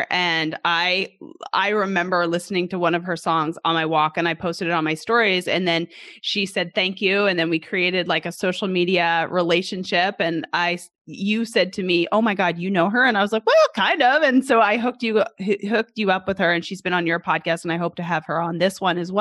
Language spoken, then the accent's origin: English; Canada; moved away as an adult; now in Arkansas, United States; I'm originally from Canada. For those who don't know, originally from Canada, I moved down here when I was 20 years old to play college golf, 21.